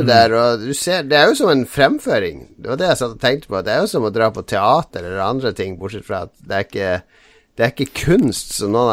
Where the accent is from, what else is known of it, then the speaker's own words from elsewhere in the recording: Harstad, Troms, Norway; now in Oslo, Norway; Altså det er jo Jeg flytta fra Harstad i 93.